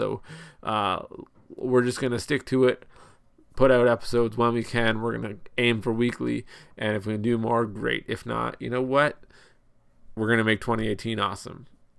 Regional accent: Ontario, Canada; My wife and I, we live in Canada. We're from Ontario.

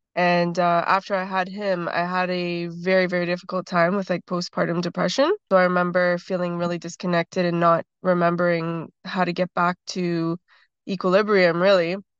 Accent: Toronto, Ontario, Canada; also born or lived in Six Nations, Ontario; I grew up in Toronto

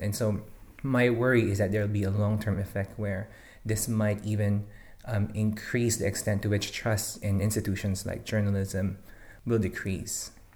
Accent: Philippines; moved away as an adult; now in Singapore; I'm originally from the Philippines, um, where I work as a newspaper reporter for six years

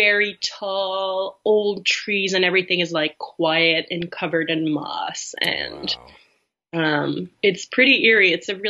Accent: East Coast, United States; now in Canada; I never even knew, like, this place existed. I'm from the East Coast. It's very exotic to me.

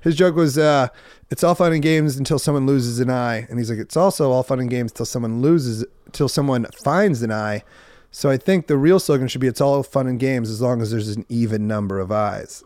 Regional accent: Iowa, United States; moved away as an adult; also born or lived in Huntington Beach, California; I'm from Iowa

